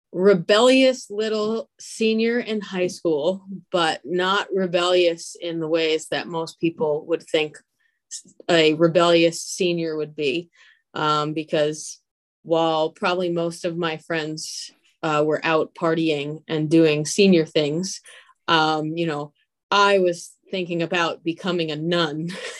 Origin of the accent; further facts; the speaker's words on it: New Jersey, United States; And I'm from New Jersey.